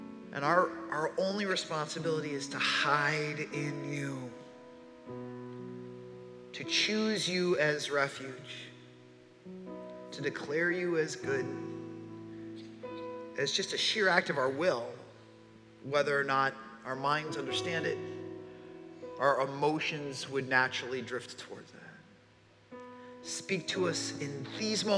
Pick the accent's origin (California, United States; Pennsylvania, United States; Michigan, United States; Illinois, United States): Illinois, United States; Chicago; I was born in Chicago and spent the entirety of my childhood there